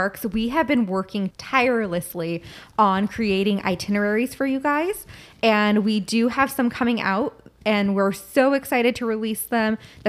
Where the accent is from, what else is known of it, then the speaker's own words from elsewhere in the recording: Northern California, United States; I love that we're all from Northern California.